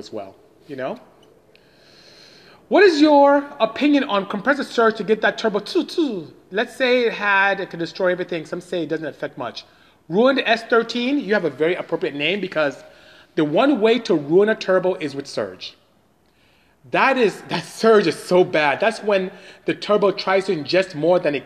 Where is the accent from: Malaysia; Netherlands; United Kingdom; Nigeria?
Nigeria; I am from Nigeria in West Africa